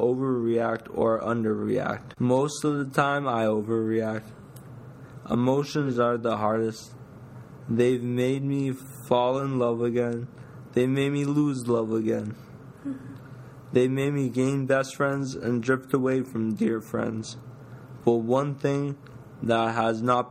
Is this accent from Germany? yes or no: no; Ottawa, Ontario, Canada; now in Toronto, Canada; my hometown, Ottawa.